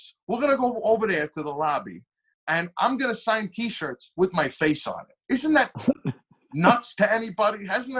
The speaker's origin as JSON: {"language": "English", "area": "Long Island", "region": "New York", "country": "United States", "tie": "born or raised there", "said": "it's my hometown. You know, it's Long Island"}